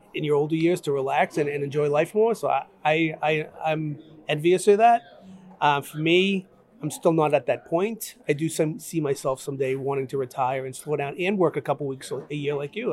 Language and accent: English; Brockton, Massachusetts, United States; I grew up in Brockton, Massachusetts